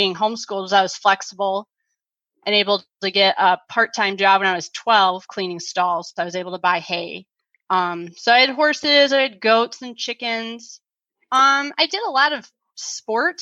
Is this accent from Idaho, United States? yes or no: no; South Lyon, Michigan, United States; also born or lived in Ypsilanti, Michigan; I was born in Ypsilanti, St. Joe's. I grew up and still live in the South Lyon, Southeast Michigan area of Michigan.